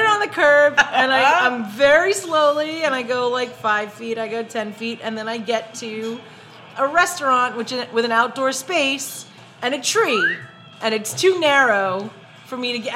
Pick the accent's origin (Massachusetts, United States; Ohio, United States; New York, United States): New York, United States; New York City; accent: Brooklyn; growing up in Brooklyn